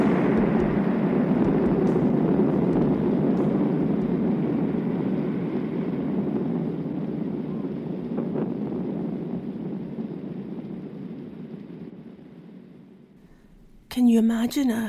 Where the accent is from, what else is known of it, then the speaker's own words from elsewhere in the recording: Glasgow, Scotland, United Kingdom; Glasgow, my hometown, in the 1980s